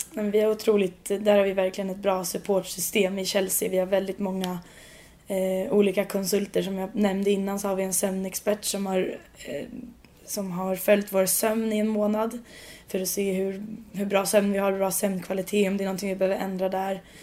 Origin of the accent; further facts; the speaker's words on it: Sweden; moved away as an adult; now in London, United Kingdom; jag kommer från Sverige